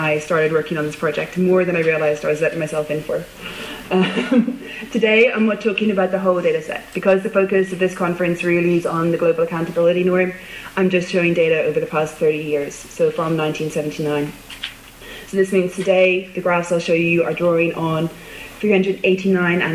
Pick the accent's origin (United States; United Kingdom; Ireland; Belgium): Ireland; I'm Irish